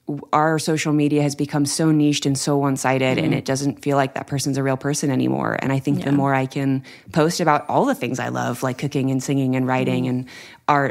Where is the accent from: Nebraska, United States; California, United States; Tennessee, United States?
California, United States; Anaheim; I grew up in California, right down the street from Disneyland.